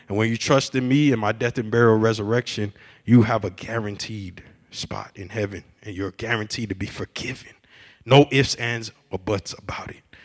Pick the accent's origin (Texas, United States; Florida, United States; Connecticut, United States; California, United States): Florida, United States; Miami; now in Chicago, United States; I'm from Miami